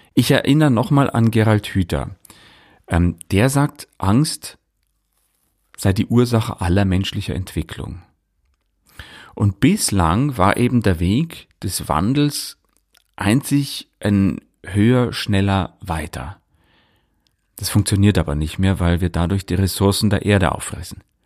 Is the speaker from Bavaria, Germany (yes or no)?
yes; Leuchtenberg, Bavaria, Germany; in meinem Heimatdorf in Leuchtenberg